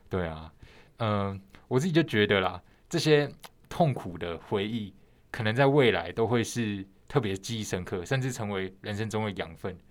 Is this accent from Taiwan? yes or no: yes; Taiwan; 像我们是台湾人